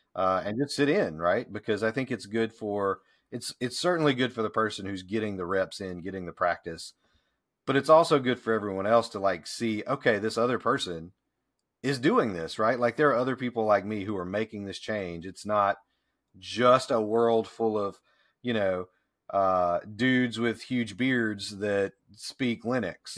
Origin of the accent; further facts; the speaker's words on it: Deep South, United States; moved away as an adult; also born or lived in Memphis, Tennessee; now in Pickens, United States; having grown up in the deep South